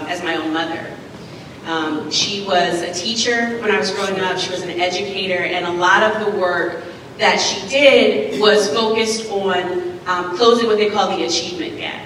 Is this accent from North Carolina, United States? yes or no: yes; North Carolina, United States; moved away; also born or lived in New York City; my home state of North Carolina